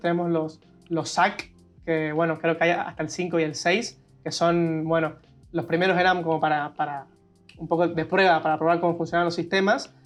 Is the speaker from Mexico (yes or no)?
no; Argentina; como argentino